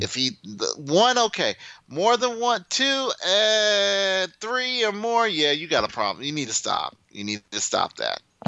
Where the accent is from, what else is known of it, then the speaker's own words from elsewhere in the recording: Midwest, United States; I'm from the Midwest